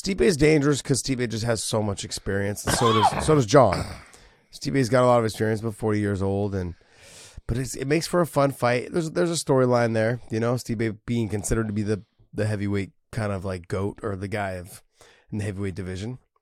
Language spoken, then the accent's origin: English; San Jose, California, United States; San Jose, my hometown